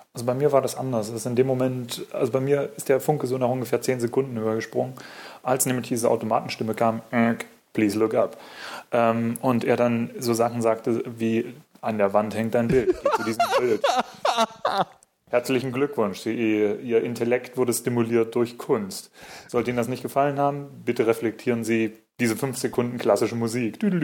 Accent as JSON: {"language": "German", "town": "Munich", "region": "Bavaria", "country": "Germany", "said": "ich komme aus München"}